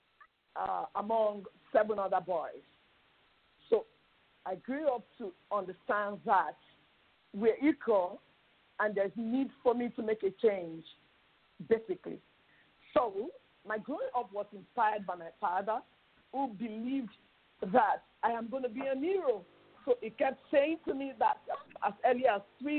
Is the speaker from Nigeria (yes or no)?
yes; South West Nigeria, Nigeria; now in Lagos, Nigeria; I'm a Nigerian, and I'm from the southwestern state in Nigeria.